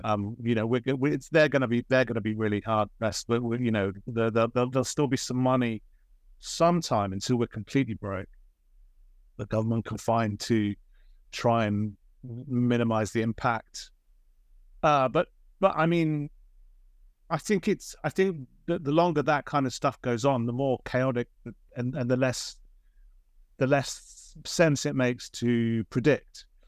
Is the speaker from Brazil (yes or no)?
no; Oxford, South East England, United Kingdom; born or raised there